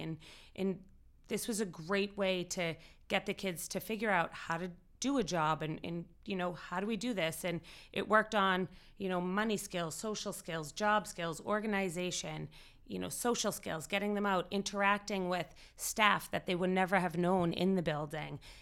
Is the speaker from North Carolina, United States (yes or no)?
no; Winchester, Massachusetts, United States; I was born and raised in Winchester